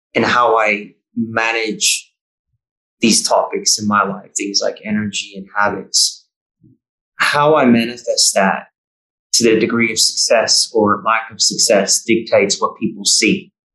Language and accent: English; Bay Area, California, United States; moved away as an adult; also born or lived in New South Wales; now in Victoria, Australia; It's a beautiful place where I grew up in the Bay Area